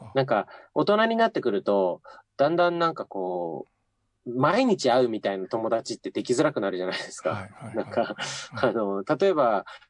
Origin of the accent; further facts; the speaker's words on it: Akita, Japan; moved away as an adult; also born or lived in Sapporo; now in Tokyo, Japan; 18歳 まで秋田で暮らしてて、はいまあとにかくこの街を出たいと思って秋田を離れて